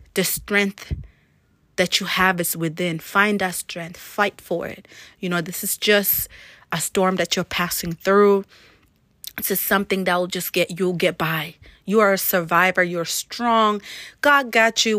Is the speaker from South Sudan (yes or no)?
yes; South Sudan; now in Maine, United States; my background being as I'm from Africa, from South Sudan, coming from one of the hottest country in the world